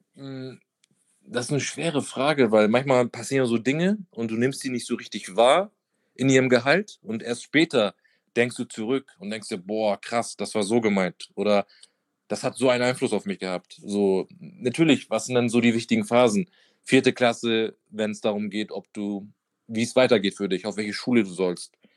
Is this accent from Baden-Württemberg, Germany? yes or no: no; Hamburg, Germany; also born or lived in Madrid; ich bin wirklich so in der Hauptstadt von Bildstedt aufgewachsen